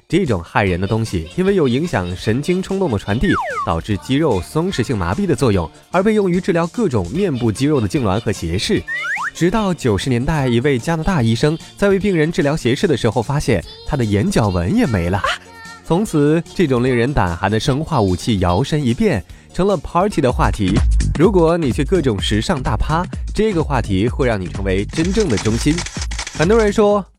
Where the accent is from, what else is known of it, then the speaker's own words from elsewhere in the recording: China; 而我们中国人中毒的危险，理论上来说要更高